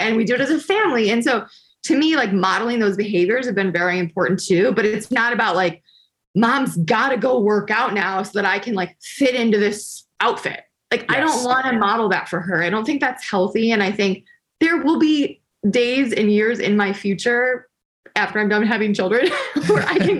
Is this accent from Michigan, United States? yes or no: yes; Detroit, Michigan, United States; I'm from Detroit.